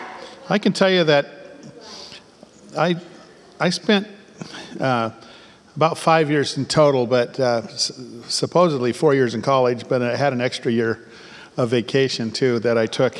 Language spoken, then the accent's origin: English; Bay Area, California, United States; I was born in the Bay Area